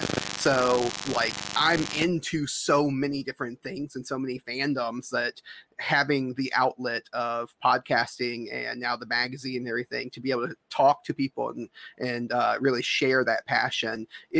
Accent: Mississippi, United States; I grew up in Mississippi

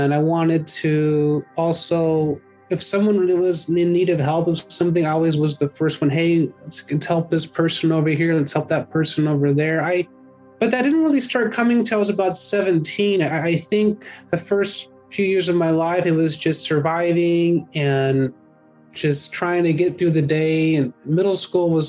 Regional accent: San Leandro, California, United States; also born or lived in Oakland, California; I grew up in the East Bay here in California, Bay Area. I was born in Oakland, but I moved to San Leandro when I was about 10 months

